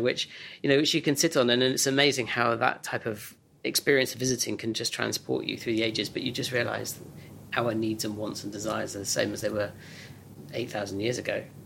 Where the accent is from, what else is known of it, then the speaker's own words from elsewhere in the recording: Oxfordshire, South East England, United Kingdom; growing up in Oxfordshire